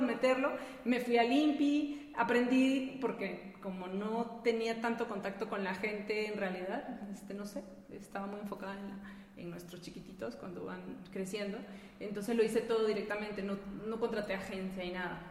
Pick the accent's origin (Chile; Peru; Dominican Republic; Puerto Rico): Peru; moved away as an adult; now in León, Mexico; yo no soy de aquí, yo soy peruana, llegué hace... En este mes, julio, cumplo 16 años aquí.